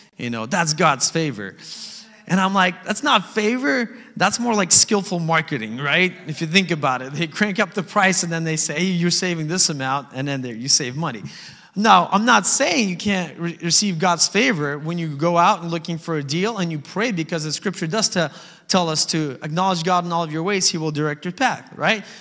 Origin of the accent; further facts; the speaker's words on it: Alaska, United States; Growing up in Alaska, right, in the valley specifically, we're surrounded by beautiful mountains